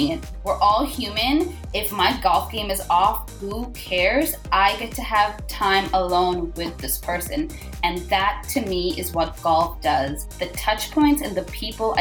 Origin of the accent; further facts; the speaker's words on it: Vancouver, British Columbia, Canada; also born or lived in Karachi, Pakistan / Orlando, United States / London, United Kingdom; So I was born in Pakistan. I moved to Vancouver with my family, so two brothers and parents. When I was about 8 years old, we moved here